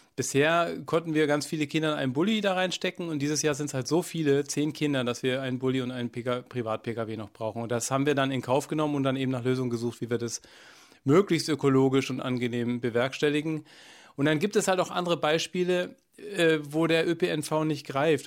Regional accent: Allgäu, Bavaria, Germany; moved away as an adult; now in Sieben Linden, Germany; ins Allgäu, wo ich herkomme

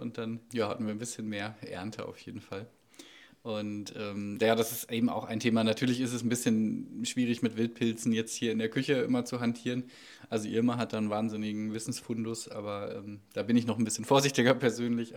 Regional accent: North Rhine-Westphalia, Germany; now in Sieben Linden, Germany; Ich komme aus Ostwestfalen

